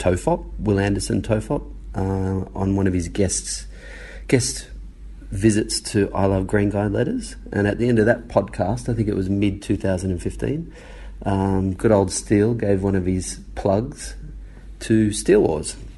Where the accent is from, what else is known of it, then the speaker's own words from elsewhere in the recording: Australia; growing up in Australia